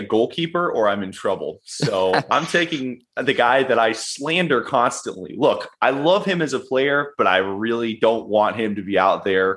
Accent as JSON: {"language": "English", "town": "Asheville", "region": "North Carolina", "country": "United States", "moved": "yes", "lives_now": "Charlotte, United States", "said": "we're originally from Asheville, but I live in Charlotte"}